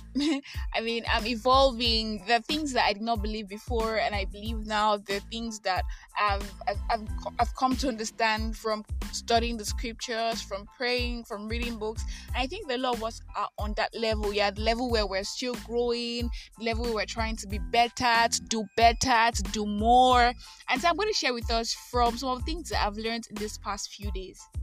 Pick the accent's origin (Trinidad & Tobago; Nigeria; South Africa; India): Nigeria; I am that Nigerian Christian alcoholic